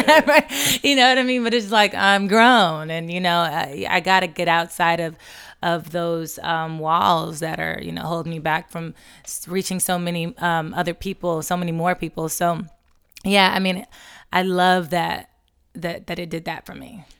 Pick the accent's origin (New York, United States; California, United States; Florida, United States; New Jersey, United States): California, United States; Los Angeles; moved away as an adult; also born or lived in Atlanta; took me back out to L A, my hometown